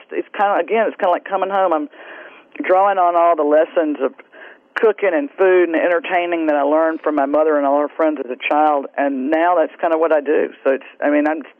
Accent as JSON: {"language": "English", "town": "Greenville", "region": "Mississippi", "country": "United States", "tie": "born or raised there", "moved": "as an adult", "lives_now": "New Orleans, United States", "said": "the girls I grew up with in the Delta that live there"}